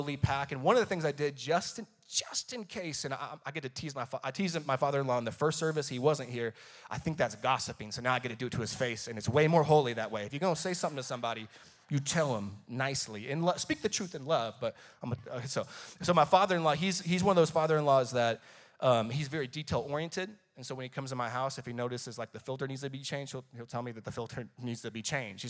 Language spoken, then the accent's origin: English; Paradise, California, United States; moved away as an adult; we're from Paradise, California